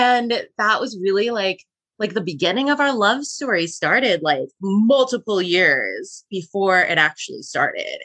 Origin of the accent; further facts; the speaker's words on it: Wisconsin, United States; moved away as an adult; also born or lived in Rhode Island; now in Los Angeles, United States; We're both from Wisconsin